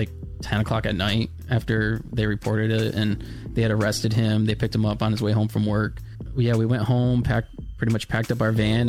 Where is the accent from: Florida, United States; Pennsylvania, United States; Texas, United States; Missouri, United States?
Florida, United States; before foster care, I lived in Florida. I was born and raised in Florida. I have four other siblings.